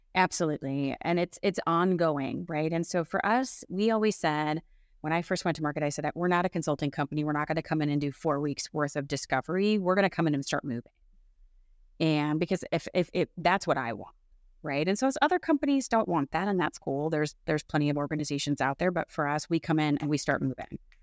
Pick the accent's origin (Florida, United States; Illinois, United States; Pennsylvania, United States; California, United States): Illinois, United States; Chicago; also born or lived in West Coast of the United States; now in West Coast, United States; I'm originally from the Midwest of the United States, so the Chicagoland area